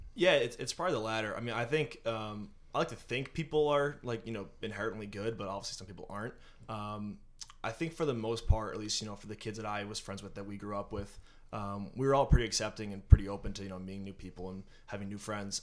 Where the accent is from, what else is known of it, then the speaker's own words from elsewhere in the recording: North Andover, Massachusetts, United States; born and raised in North Andover